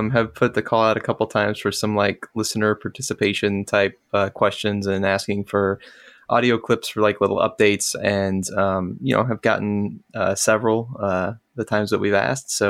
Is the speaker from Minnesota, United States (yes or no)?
no; Northeast Florida, United States; I was born and raised in Northeast Florida